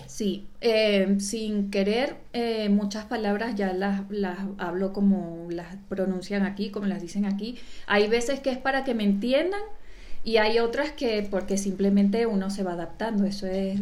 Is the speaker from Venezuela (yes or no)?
yes; Venezuela; moved away as an adult; also born or lived in Panama; now in Spain; soy italiana y venezolana